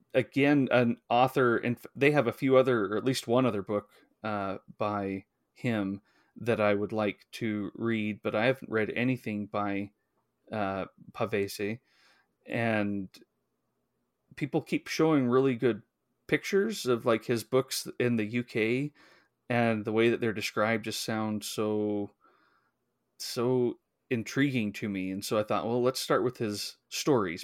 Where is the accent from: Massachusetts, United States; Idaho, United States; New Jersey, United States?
Idaho, United States; I grew up in Idaho